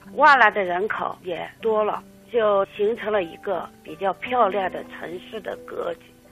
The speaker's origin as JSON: {"language": "Chinese", "town": "Lijiang", "region": "Yunnan", "country": "China", "tie": "born or raised there", "said": "我是在古城里边长大的"}